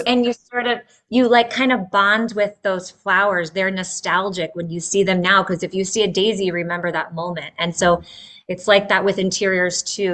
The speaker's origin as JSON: {"language": "English", "region": "Northern Virginia", "country": "United States", "tie": "born or raised there", "also_born_or_lived": "Midwest", "said": "I grew up in Northern Virginia, really near where I'm at now."}